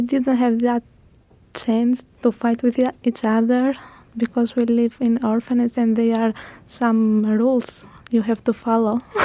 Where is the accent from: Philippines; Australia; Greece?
Greece; English is a second language; also born or lived in Albania; I am from Albania, raised most of my life in Greece.